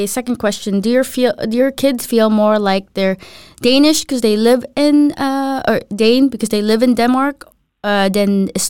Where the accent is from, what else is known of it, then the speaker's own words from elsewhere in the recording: Philippines; moved away; when I went to the U.S. when I was younger from the Philippines, there was a big group of Filipinos or Filipinas that would hang out.